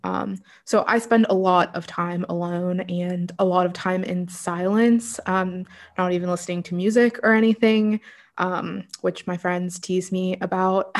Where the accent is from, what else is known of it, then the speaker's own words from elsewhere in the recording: Pittsburgh, Pennsylvania, United States; also born or lived in Los Angeles / Florida; from the age of around six and on i was raised in pittsburgh